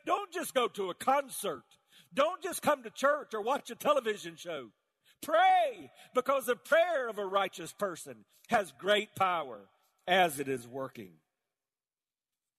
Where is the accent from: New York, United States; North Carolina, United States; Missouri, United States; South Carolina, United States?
South Carolina, United States; I grew up in South Carolina, all around tobacco fields